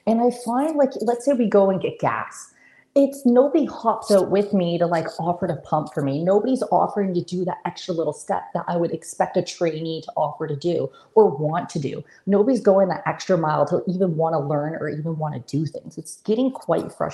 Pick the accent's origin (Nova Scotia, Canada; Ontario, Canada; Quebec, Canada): Nova Scotia, Canada; moved away as an adult; now in Grande Prairie, Canada; Born and raised in Nova Scotia